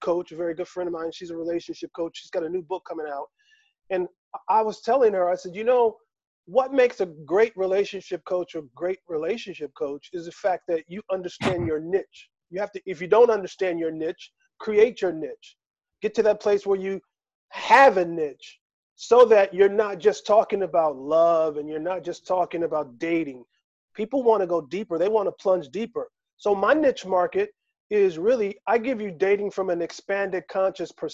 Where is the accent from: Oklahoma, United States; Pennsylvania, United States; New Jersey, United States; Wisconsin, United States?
Pennsylvania, United States; Philadelphia; now in Las Vegas, United States; I'm from Philadelphia, which is known as the city of brotherly love